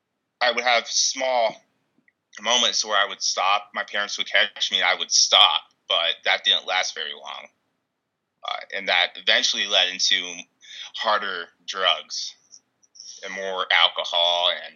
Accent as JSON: {"language": "English", "region": "Ohio", "country": "United States", "also_born_or_lived": "Kimball, Nebraska", "said": "I'm originally from Ohio, my dad was a chemist, and he got laid off, and so we ended up moving to Kimball, Nebraska, which I lived in a city, and then I moved to a really small town"}